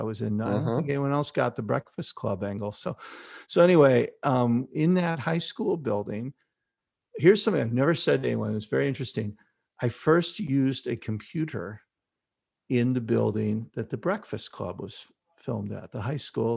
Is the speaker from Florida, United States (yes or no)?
no; Chicago, Illinois, United States; So I grew up in Chicago, on the north side of Chicago. I went to Chicago Public Schools